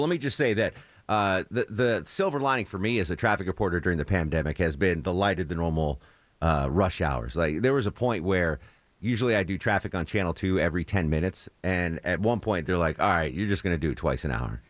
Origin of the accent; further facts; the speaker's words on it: Connecticut, United States; now in Atlanta, United States; I'm from Connecticut. I didn't live on the coast, but that's the East Coast